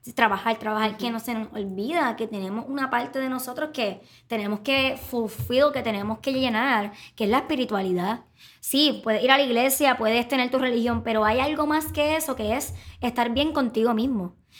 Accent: Puerto Rico

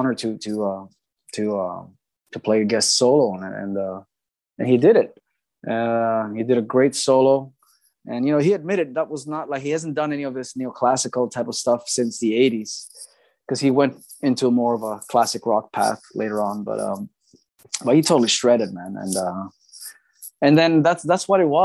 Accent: Greece; in my hometown here in Greece

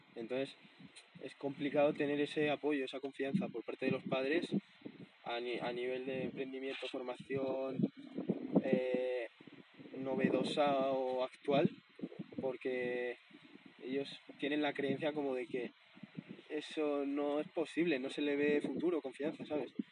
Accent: Navarre, Spain; moved away; mi pueblo, en Navarra

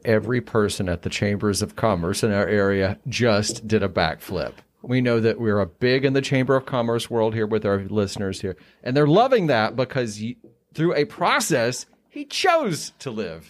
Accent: Appalachia, United States; I'm from here.

